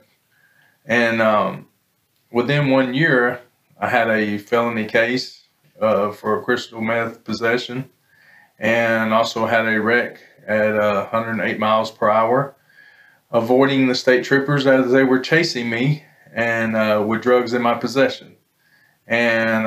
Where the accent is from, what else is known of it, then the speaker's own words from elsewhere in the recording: Gadsden, Alabama, United States; moved away as an adult; now in Chattanooga, United States; I'm from Gadsden, Alabama